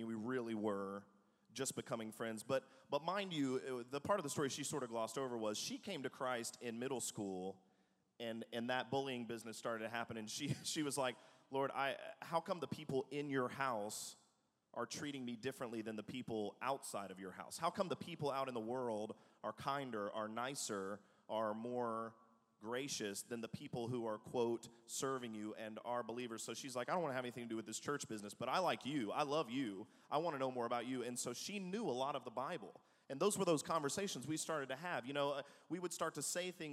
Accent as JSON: {"language": "English", "region": "the South", "country": "United States", "tie": "born or raised there", "also_born_or_lived": "Manhattan, New York / Atlanta", "moved": "yes", "said": "I grew up in the South"}